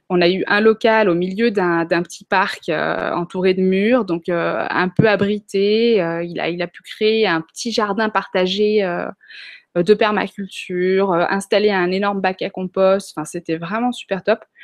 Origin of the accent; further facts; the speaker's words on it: Chad; donc on a grandi au Tchad, en Afrique, dans la brousse même